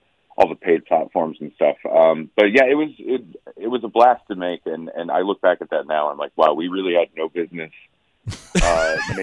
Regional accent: Maine, United States; moved away; I grew up in Maine, so I love a good mill town

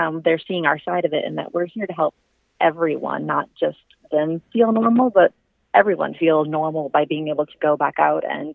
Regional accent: Iowa, United States; I'm born and raised in Iowa

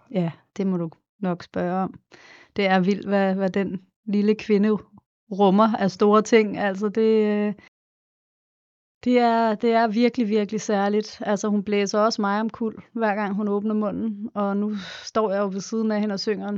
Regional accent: Copenhagen, Capital Region of Denmark, Denmark; moved away as an adult; also born or lived in Los Angeles, United States / New York, United States; derhjemme i København, i Sydhavnen

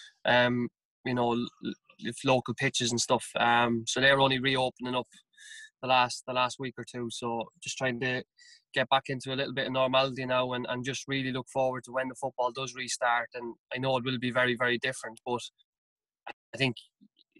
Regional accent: Carlow, Leinster, Ireland; moved away as an adult; also born or lived in Bagenalstown; now in United Kingdom; myself and my wife, we're both from Carlow, and we looked at going home

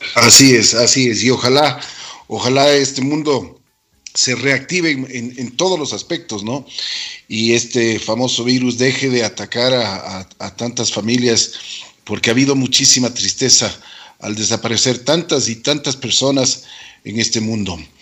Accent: Quito, Pichincha, Ecuador; nosotros como, como quiteños y como ecuatorianos

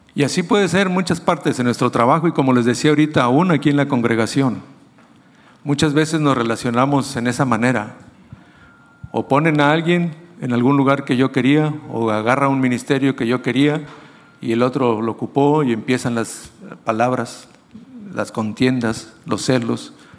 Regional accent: Mexico; nosotros como mexicanos

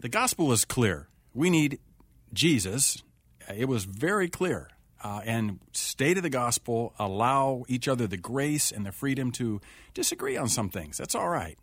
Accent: Urbana, Ohio, United States; moved away as an adult; also born or lived in Elgin, Illinois / West Coast; I grew up in a small little town in Ohio, a little town called Urbana, Ohio.

